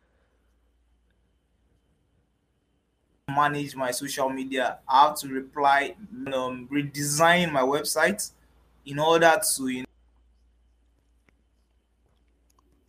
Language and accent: English; Nigeria; Growing up in Nigeria.